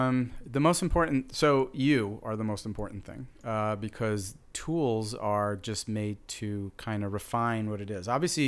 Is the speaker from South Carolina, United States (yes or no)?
no; New York City, New York, United States; I'm literally Brooklyn, Queens, and Manhattan. So I'm like a New Yorker, and I'm an Italian New Yorker.